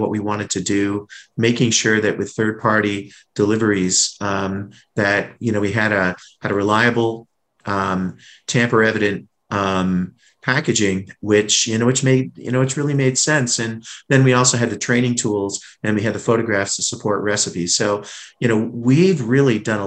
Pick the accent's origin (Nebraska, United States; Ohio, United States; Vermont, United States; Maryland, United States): Vermont, United States; moved away as an adult; now in Washington, D.C., United States; I grew up in Vermont